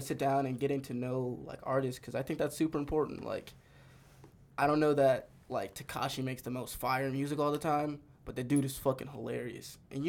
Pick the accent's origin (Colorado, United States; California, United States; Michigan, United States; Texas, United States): Colorado, United States; Denver; I grew up in Montbello